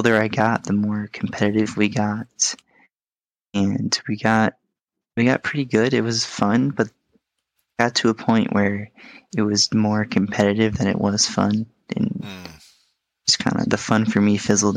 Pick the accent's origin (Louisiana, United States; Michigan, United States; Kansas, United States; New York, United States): New York, United States; Syracuse; moved away as an adult; now in Florida, United States; I was from Syracuse, which is in the middle of the state